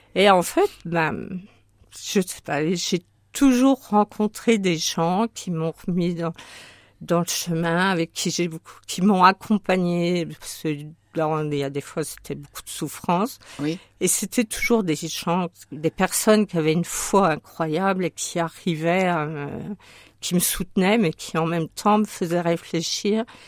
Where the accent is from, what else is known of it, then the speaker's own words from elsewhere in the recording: Sochaux, Bourgogne-Franche-Comté, France; moved away as an adult; also born or lived in Yvelines / Haute-Marne; now in Marne, France; je suis née dans les Yvelines, mais j'y ai vécu que jusqu'à l'âge de 3 ans. Et ensuite, mais, euh, mon père est ingénieur dans l'automobile, donc il est parti à Sochaux chez Peugeot, euh, dans le Doubs